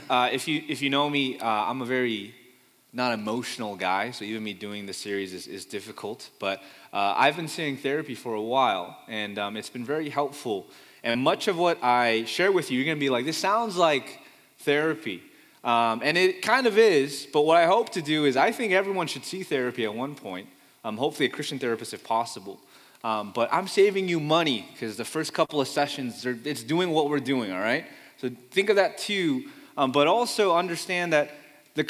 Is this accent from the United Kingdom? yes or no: no; Fremont, California, United States; also born or lived in Pleasanton, California; I grew up in Fremont, California. I've only moved two times in my life, or three, but only two that I remember, from Fremont, California to Pleasanton, California with my family until college. So I'm a Bay Area kid born and raised